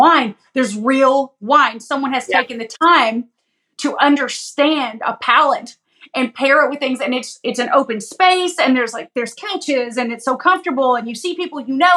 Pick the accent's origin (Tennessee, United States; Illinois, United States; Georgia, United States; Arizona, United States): Tennessee, United States; Lenoir City; also born or lived in Knoxville; Lenoir City is my hometown.